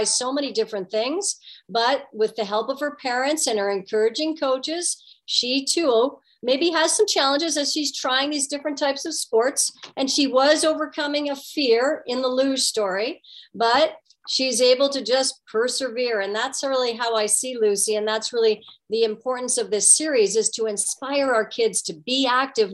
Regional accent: Guelph, Ontario, Canada; growing up in Guelph, Ontario

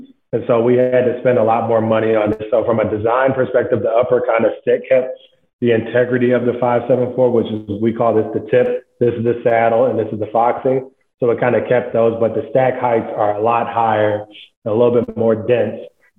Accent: Midwest, United States; because they're from the East Coast, I'm from the Midwest, I had just a different point of view on sneakers and fashion and culture in general.

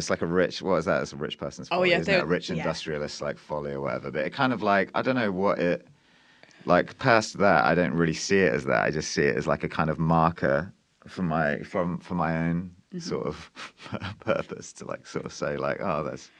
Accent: Cornwall, South West England, United Kingdom; I was born in Cornwall as the first member of my family to be born in Cornwall. I didn't grow up in a Cornish family, but I've lived in Cornwall all my life and I've never left.

